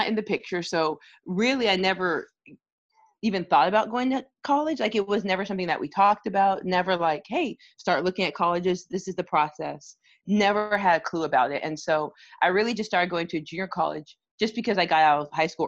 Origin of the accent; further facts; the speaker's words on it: Arizona, United States; moved away as an adult; also born or lived in Canada / Michigan; So I was born in Canada, raised in Arizona.